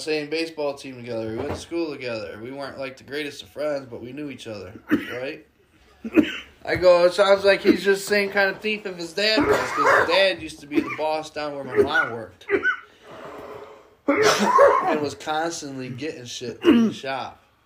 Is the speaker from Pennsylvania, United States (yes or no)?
no; Jamestown, New York, United States; I'm born and raised in Jamestown, and we've had fucked up big winters